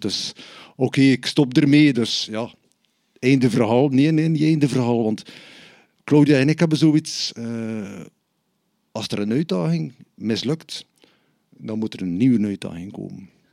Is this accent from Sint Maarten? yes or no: no; Bruges, Flanders, Belgium; ik ben van Brugge